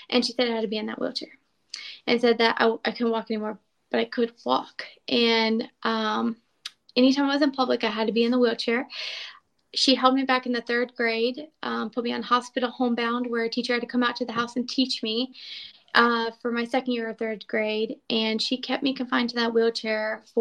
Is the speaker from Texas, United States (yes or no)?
no; Florida, United States; I was a barefoot kid. I grew up in Florida